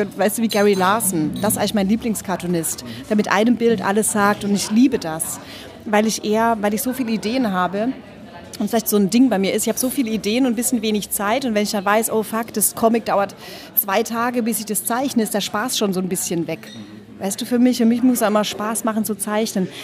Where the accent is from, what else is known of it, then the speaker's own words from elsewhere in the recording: Karlsruhe, Baden-Württemberg, Germany; also ich bin in Süddeutschland geboren, in Karlsruhe, ungefähr 81